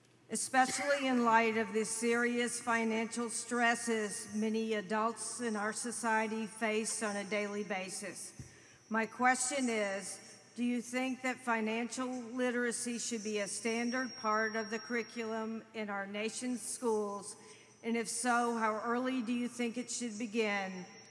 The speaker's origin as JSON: {"language": "English", "town": "Hollywood", "region": "Florida", "country": "United States", "said": "Good afternoon. … I'm from Hollywood, Florida."}